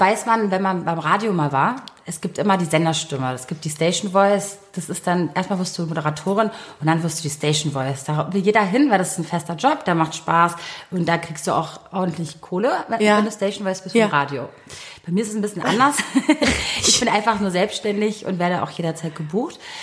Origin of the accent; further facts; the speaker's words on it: Berlin, Germany; ich bin gebürtige Berlinerin